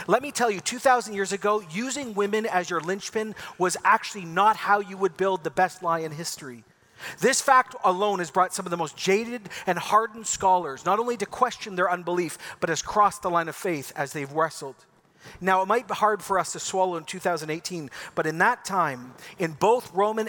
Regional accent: Ecuador; See, I grew up in Ecuador in the 80s. I lived on a volcano 10,000 feet above sea level. I had an epic childhood.

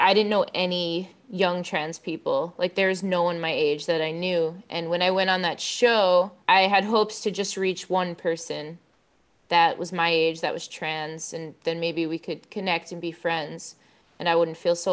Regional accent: Long Island, New York, United States; I grew up on Long Island, New York

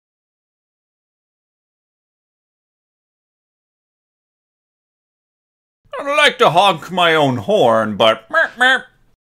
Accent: Wisconsin, United States; I'm from Wisconsin.

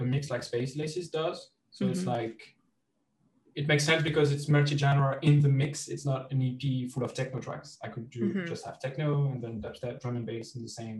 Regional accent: Carhaix, Brittany, France; my hometown festival, which is called Vieille Charrue

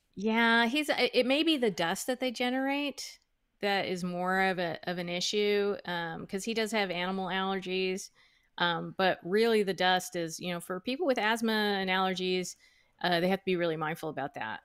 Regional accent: United States; I was born in the United States. Um, my parents immigrated from Guatemala in the nineteen sixties.

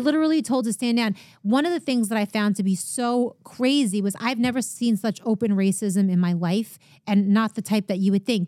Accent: Long Island, New York, United States; I grew up in Long Island

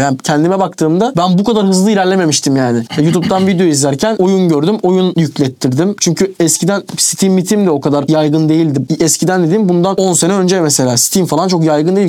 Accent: Turkey; Türküz abi biz.

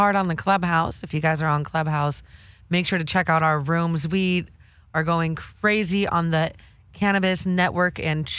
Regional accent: Los Angeles, California, United States; I'm born and raised in the Valley.

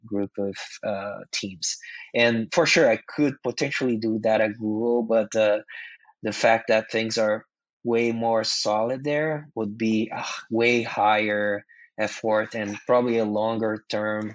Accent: Brazil; English is a second language; moved away as an adult; also born or lived in Mountain View, California; now in United States; English is my second language. English is not something that we learn in schools in Brazil

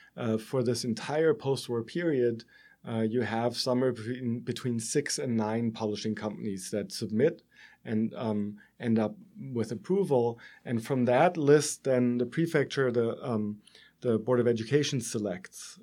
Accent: Germany; accent: German; moved away as an adult; as you can tell, I'm German from my accent

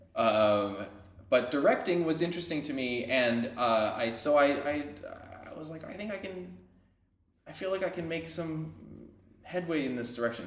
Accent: Caldwell, New Jersey, United States; I grew up in a place called Caldwell. It's uh, it's in Essex County

